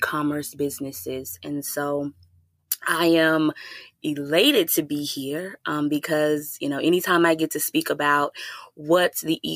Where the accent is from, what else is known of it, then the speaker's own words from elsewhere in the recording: Houston, Texas, United States; also born or lived in Atlanta; I had a home in Houston as well, because that's my hometown.